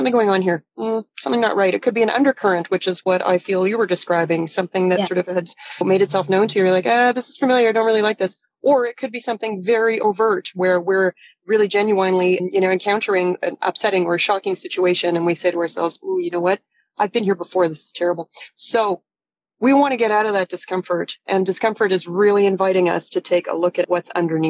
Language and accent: English; Toronto, Ontario, Canada; I am from Toronto. I am talking to you today from Toronto.